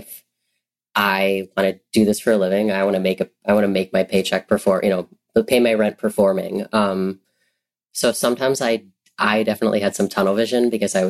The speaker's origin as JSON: {"language": "English", "town": "Champaign", "region": "Illinois", "country": "United States", "tie": "born or raised there", "also_born_or_lived": "Carbondale, Illinois", "lives_now": "Chicago, United States", "said": "I was born near Carbondale, where Southern Illinois University is. And then I grew up near Champaign-Urbana, where the University of Illinois is, which is where I went to college"}